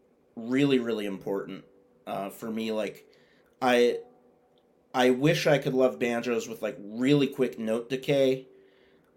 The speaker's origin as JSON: {"language": "English", "town": "Boston", "region": "Massachusetts", "country": "United States", "tie": "born or raised there", "said": "I was born here. I've never moved anywhere else."}